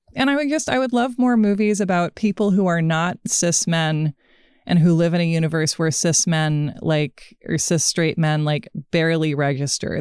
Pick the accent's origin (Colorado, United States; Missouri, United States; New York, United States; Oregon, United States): Oregon, United States; Portland; Portland, Oregon, my hometown